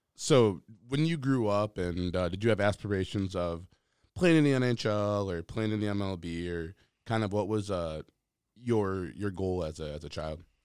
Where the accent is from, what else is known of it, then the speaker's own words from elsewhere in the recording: Minnesota, United States; growing up in Minnesota